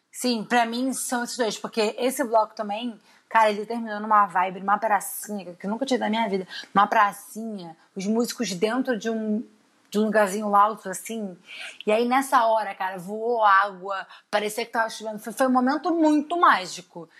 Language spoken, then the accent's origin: Portuguese; Rio de Janeiro, Brazil; a gente é do Rio, a gente vive mais do é Rio.